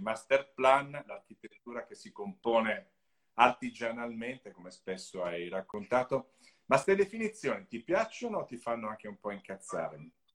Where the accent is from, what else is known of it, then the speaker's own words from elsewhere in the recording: Italy; Io sono del Lago Maggiore